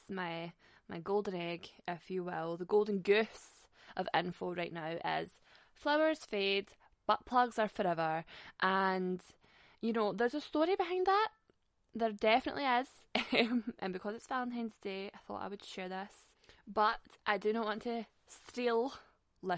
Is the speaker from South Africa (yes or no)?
no; Glasgow, Scotland, United Kingdom; I am Scottish after all, Glaswegian especially